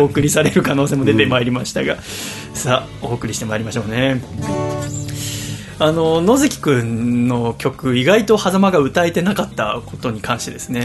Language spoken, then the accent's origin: Japanese; Yokohama, Kanagawa, Japan; moved away as an adult; now in Tokyo, Japan; 横浜の私の実家